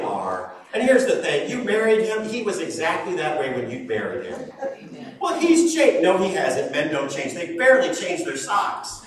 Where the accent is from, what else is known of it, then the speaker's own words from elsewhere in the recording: Shelby Township, Michigan, United States; also born or lived in West Texas; I grew up in Shelby Township